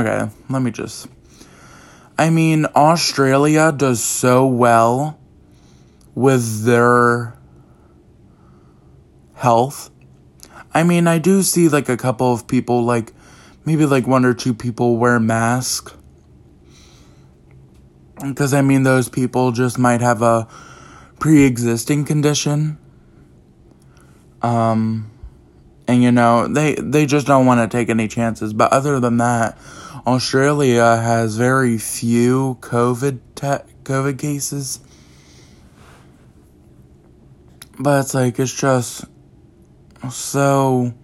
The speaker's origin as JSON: {"language": "English", "region": "East Coast", "country": "United States", "tie": "born or raised there", "said": "my hometown, my state, you know, the East Coast"}